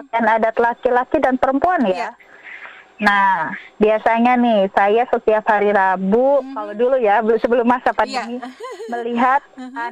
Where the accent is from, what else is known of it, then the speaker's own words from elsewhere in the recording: West Java, Indonesia; ya kalau saya dari Sunda saya kenalkan budaya Sunda secara perlahan.